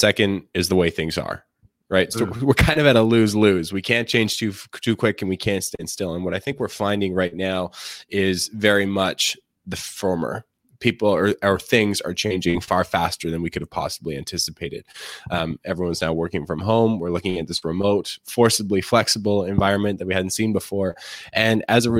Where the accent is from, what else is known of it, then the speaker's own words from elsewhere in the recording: Canada; I'm a Canadian